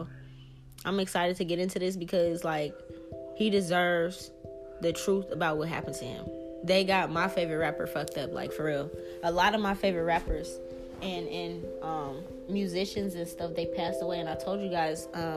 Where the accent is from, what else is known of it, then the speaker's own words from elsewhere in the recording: New Orleans, Louisiana, United States; I'm from New Orleans.